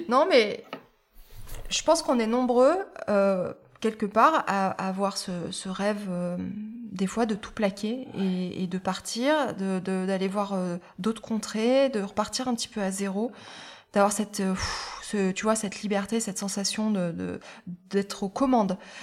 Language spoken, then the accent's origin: French; Auvergne-Rhône-Alpes, France; now in Dordogne, France; je suis pas, suis pas originaire de, de, Dordogne hein, parce que je suis Auvergne, je suis auvergnate